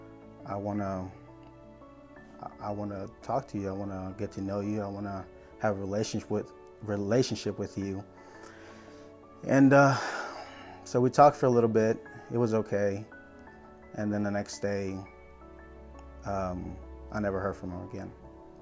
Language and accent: English; South Carolina, United States; also born or lived in Brownsville, Texas; I was born in Brownsville, Texas, raised here in South Carolina